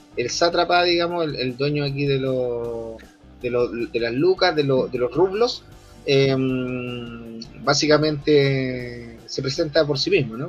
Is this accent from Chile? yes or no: yes; Chile